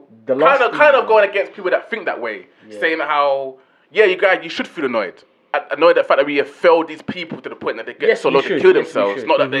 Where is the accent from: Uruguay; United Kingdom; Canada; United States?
United Kingdom; London; I'm coming from East London